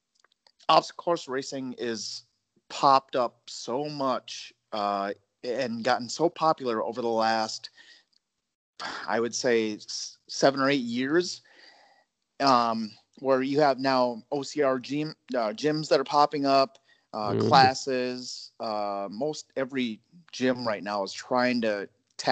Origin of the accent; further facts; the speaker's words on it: northern Minnesota, United States; I grew up in Minnesota, northern Minnesota.